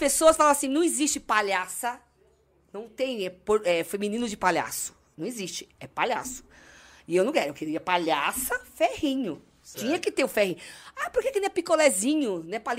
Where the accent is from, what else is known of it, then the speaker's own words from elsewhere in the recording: Santos, São Paulo, Brazil; Eu nasci em Santos. É, eu sou santista